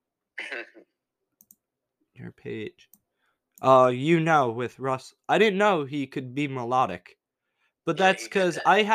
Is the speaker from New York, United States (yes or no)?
yes; Long Island, New York, United States; I'm from Long Island